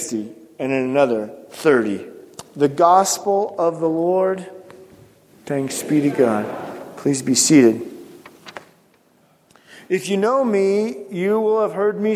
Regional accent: Pacific Northwest, United States; growing up in the Pacific Northwest

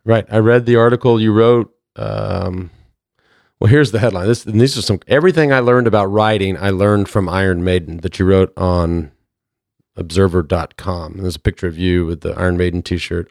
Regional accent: Plano, Texas, United States; growing up in Plano, I was just a little white trash kid

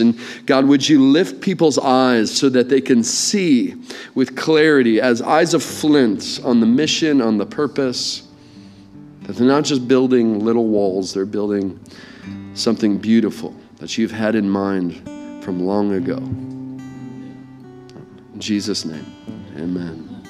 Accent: England, United Kingdom; accent: English; my inferior English accent

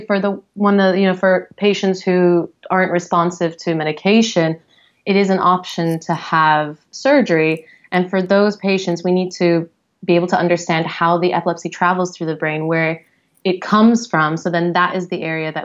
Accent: San Diego, California, United States; moved away as an adult; also born or lived in London, United Kingdom / Geneva, Switzerland; now in San Francisco, United States; I'm originally from San Diego

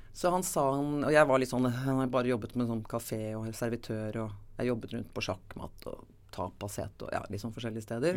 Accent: Oslo, Norway; født og oppvokst i Oslo

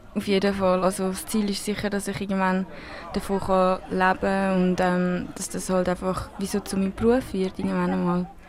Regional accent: Switzerland; accent: Swiss German; first language Spanish and Swiss German; es ist wirklich meine Muttersprache, wie halt Schweizerdeutsch

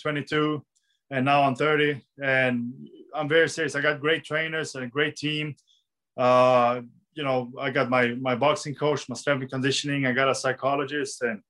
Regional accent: Sweden

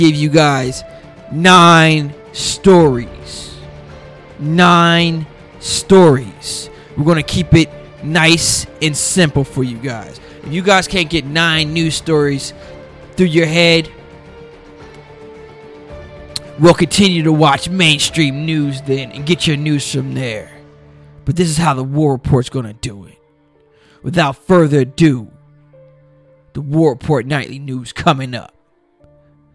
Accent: Newark, New Jersey, United States; Debuting live from my hometown in Newark, New Jersey

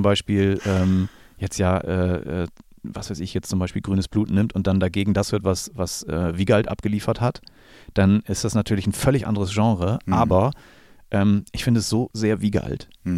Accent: Germany; ich bin hier in der Gegend groß geworden

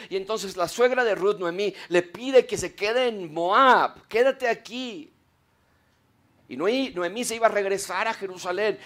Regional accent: Mexico; en México

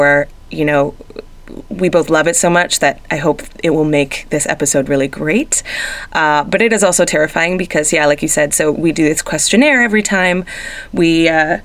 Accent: Toronto, Ontario, Canada; moved away; it's in my hometown

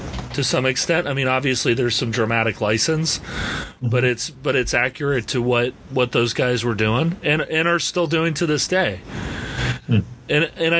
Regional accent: United States; I'm an American

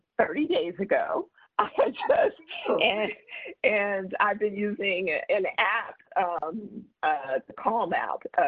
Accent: Compton, California, United States; also born or lived in Oklahoma; I grew up in Compton

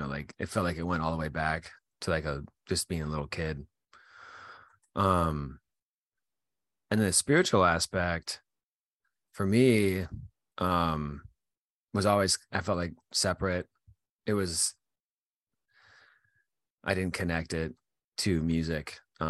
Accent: Utah, United States; now in Virginia, United States; I grew up in Utah and I live in Virginia now, but I grew up in Utah

